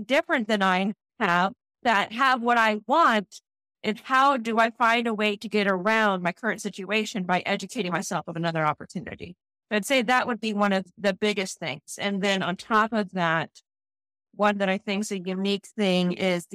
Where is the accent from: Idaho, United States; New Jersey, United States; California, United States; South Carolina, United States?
Idaho, United States; Boise; I'm from Boise, Idaho. So born and raised in Boise, Idaho.